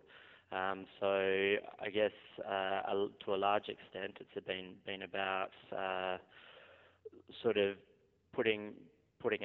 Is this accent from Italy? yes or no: no; South Australia, Australia; growing up in South Australia, we've obviously had Coopers around